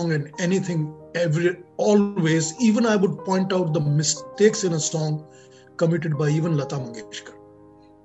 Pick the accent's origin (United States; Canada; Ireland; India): India; Kolkata, West Bengal; moved away; I was born and brought up in Calcutta